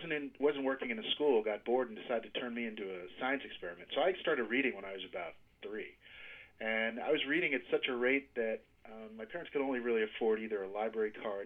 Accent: Washington, District of Columbia, United States; I grew up in Washington, D.C., and my parents were involved in local business

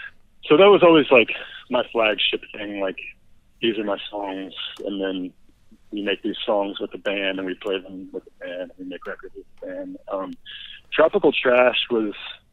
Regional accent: Louisville, Kentucky, United States; moved away as an adult; also born or lived in Chicago; And then I moved back home to Louisville and I kind of felt like a stranger in my hometown again.

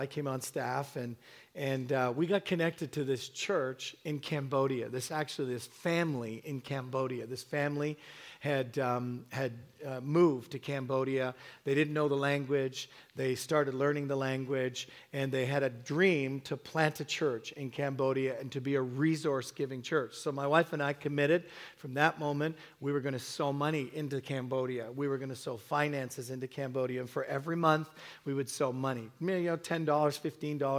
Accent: England, United Kingdom; also born or lived in Hamilton / Toronto; now in Canada; I was born in England, and so my mom cooked with one spice, salt

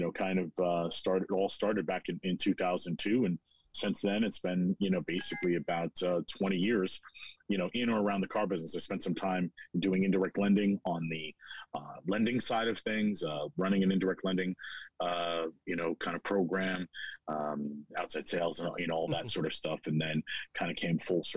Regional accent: New York City, New York, United States; also born or lived in Geneseo, New York / Rochester, New York; I grew up in New York City

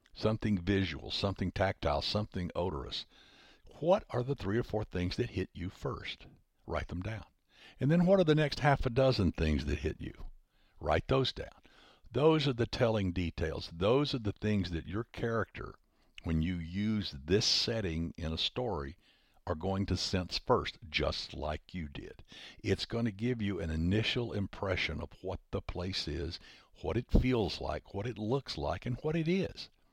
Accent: Huntsville, Alabama, United States; Huntsville, my hometown

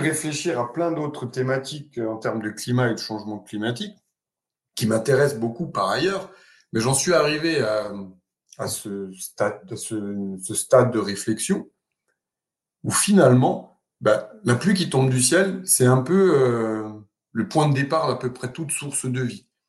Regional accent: Alsace, Grand Est, France; moved away as an adult; also born or lived in Marseille; J'ai commencé mes études à l'université de Strasbourg, puisque je suis né en Alsace

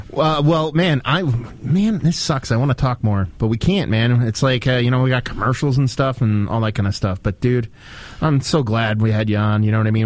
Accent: northeastern Pennsylvania, United States; also born or lived in New Jersey; I grew up in northeastern PA, so I'm, I'm pretty much dead center between New York and Philly

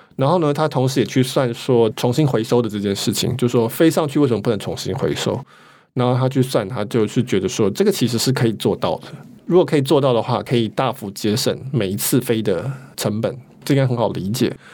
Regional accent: Taiwan; 我们台湾人

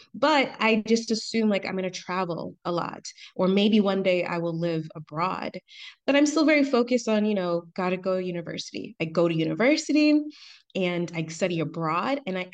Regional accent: Atlanta, Georgia, United States; So I'm from Atlanta, but my dad and his family are immigrants from Trinidad and Tobago.

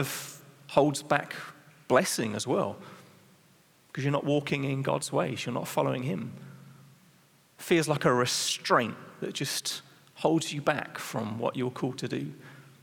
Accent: England, United Kingdom; I'm English, so in England, you're trained how to be polite

